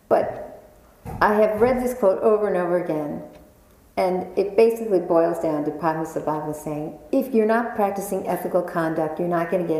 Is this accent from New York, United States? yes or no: yes; New York, United States; I was born and raised in New York